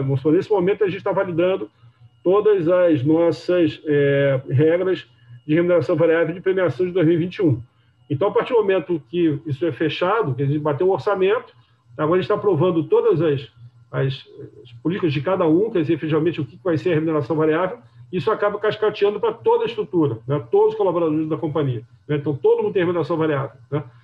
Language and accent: Portuguese; Rio de Janeiro, Brazil; eu sou carioca